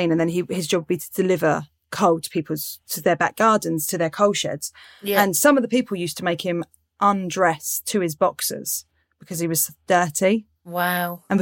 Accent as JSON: {"language": "English", "town": "Portsmouth", "region": "South East England", "country": "United Kingdom", "tie": "born or raised there", "said": "Yeah, so I grew up in Pompey. I grew up in South well, near Southsea we grew up. And then I had cousins all over Pompey."}